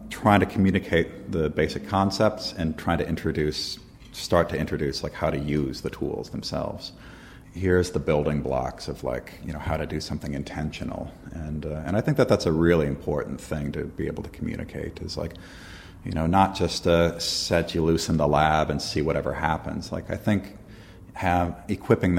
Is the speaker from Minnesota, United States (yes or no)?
yes; Minneapolis, Minnesota, United States; moved away as an adult; now in Philadelphia, United States; I'm from Minneapolis originally.